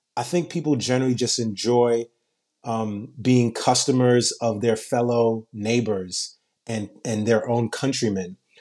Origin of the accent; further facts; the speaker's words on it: New York City, New York, United States; I grew up in Brooklyn and in Queens where dollar vans are popular